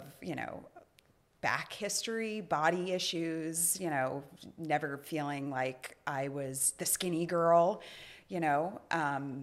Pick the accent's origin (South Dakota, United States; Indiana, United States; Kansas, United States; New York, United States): New York, United States; moved away; I'm a New Yorker